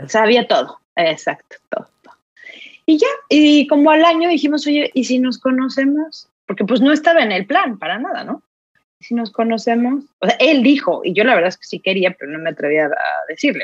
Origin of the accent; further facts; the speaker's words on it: Mexico City, Mexico; moved away as an adult; now in Finland; yo soy de la Ciudad de México